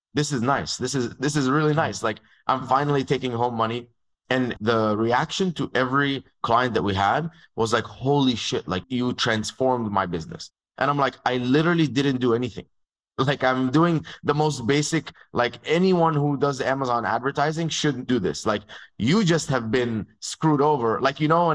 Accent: Dubai, United Arab Emirates; moved away as an adult; also born or lived in Egypt; now in United States; I grew up in Dubai. So I was born in Egypt. And when I was 2.5 years old, my dad and my mom moved to Dubai. And that's where I grew up

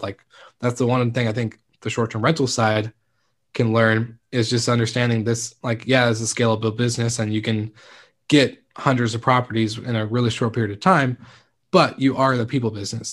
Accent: Stanwood, Washington, United States; it's actually my hometown. It's Kameno Island, um, and it's Stanwood

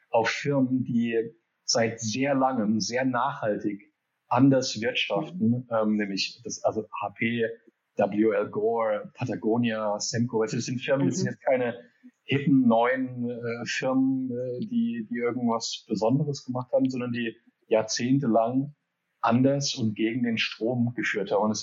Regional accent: Geneva, Switzerland; Also ich bin groß geworden in Genf. Mein Dad wurde expatriiert nach Genf ähm, von Hewlett Packard.

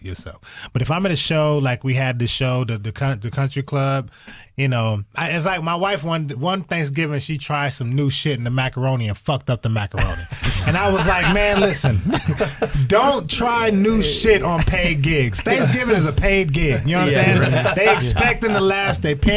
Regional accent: Toledo, Ohio, United States; moved away; I'm originally from Toledo, Ohio

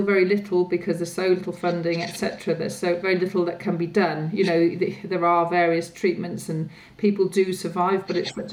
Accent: Wales, United Kingdom; now in London, United Kingdom; I'm from Wales, and a group of us old school friends get together, you know, every so often in Wales

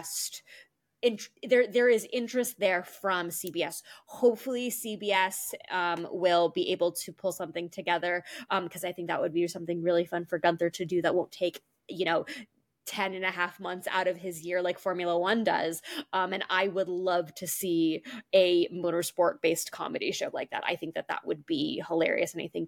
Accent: United States; I'm an American

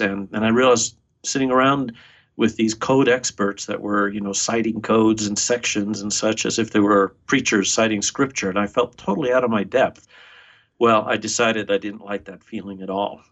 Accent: New York, United States; moved away as an adult; also born or lived in Buenos Aires, Argentina / Los Angeles / Lincoln, Nebraska; My mom brought me uh, to the United States. We moved to New York

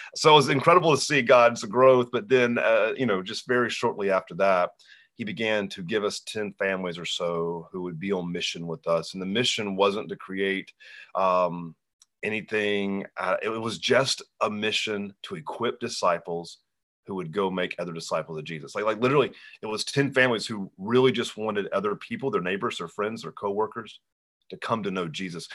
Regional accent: Hanahan, South Carolina, United States; my hometown, Hanahan, South Carolina

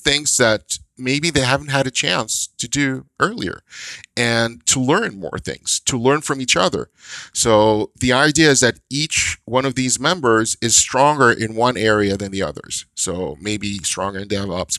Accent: Israel; moved away as an adult; now in North America; I grew up in Israel. And in Israel, when I started grade one, we had a class. And that same class stayed until grade eight.

